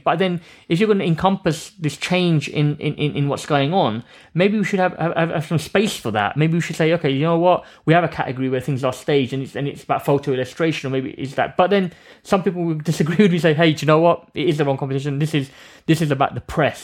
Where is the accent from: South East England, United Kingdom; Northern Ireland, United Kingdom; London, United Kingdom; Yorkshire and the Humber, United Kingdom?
London, United Kingdom; I grew up around East London